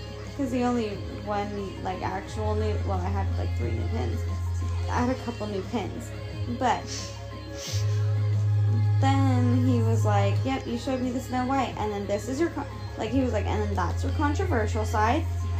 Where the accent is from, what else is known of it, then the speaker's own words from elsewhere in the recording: United States; born there; And I'm not, I'm white. And also, I was born in America.